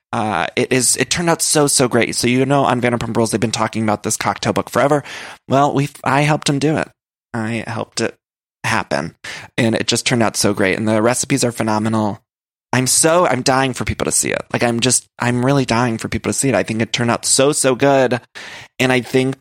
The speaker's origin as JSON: {"language": "English", "region": "Ohio", "country": "United States", "said": "I'm from Ohio"}